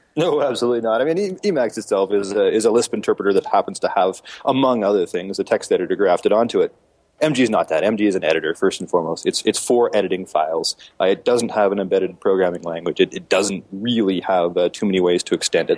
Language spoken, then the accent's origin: English; Calgary, Alberta, Canada; live in my hometown of Calgary.